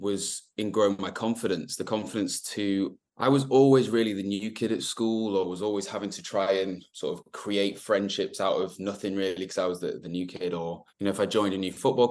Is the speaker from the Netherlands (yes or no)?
no; the north of England, United Kingdom; accent: general north; I have no idea what my accent is. So it's just general north. People say, where are you from? I say the north.